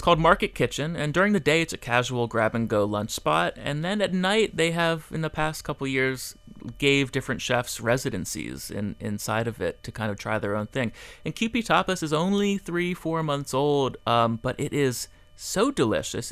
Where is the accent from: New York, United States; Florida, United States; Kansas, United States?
Florida, United States; Fort Lauderdale; also born or lived in Miami; I grew up in Fort Lauderdale